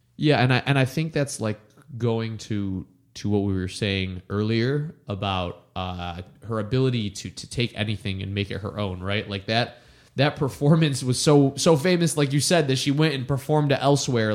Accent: Detroit, Michigan, United States; I'm from here, and I feel like a kinship with here

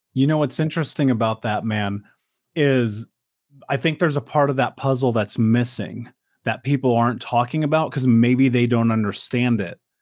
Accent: Indianapolis, Indiana, United States; I grew up in America. I grew up in Indianapolis

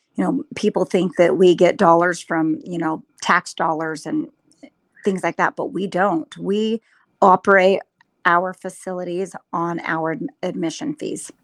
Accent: Utah, United States; moved away as an adult; now in Lava Hot Springs, United States; I was born and raised in Utah

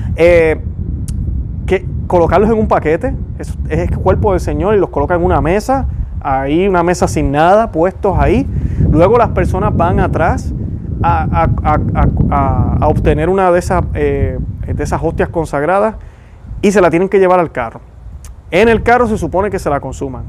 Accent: Puerto Rico; yo soy puertorriqueño, estoy seguro que por mi acento

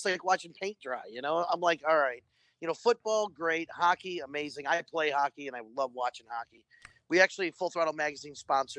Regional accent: Toledo, Ohio, United States; now in Florida, United States; I'm from Ohio

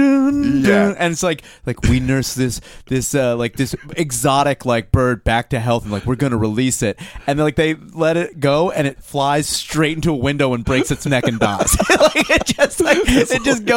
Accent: Royersford, Pennsylvania, United States; my hometown

